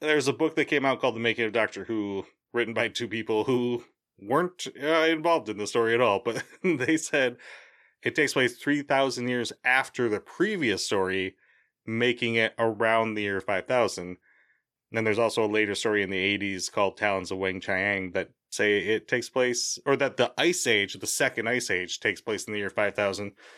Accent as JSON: {"language": "English", "town": "Boston", "region": "Massachusetts", "country": "United States", "said": "I'm from Boston. I say wicked"}